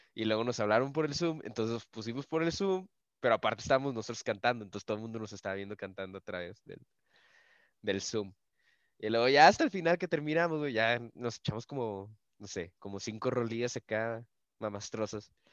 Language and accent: Spanish; Monclova, Coahuila, Mexico; now in Saltillo, Mexico; yo no soy de, Saltillo, yo soy de Monclova y la mayoría de mi familia está en Monclova